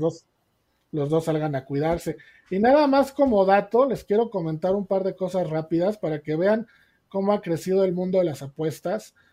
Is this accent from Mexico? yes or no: yes; Mexico; Como mexicanos